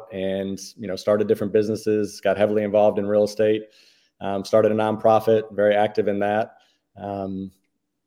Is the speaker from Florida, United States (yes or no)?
no; Connecticut, United States; I grew up in Connecticut. I lived my whole entire life there, moved 14 different times by the age of 14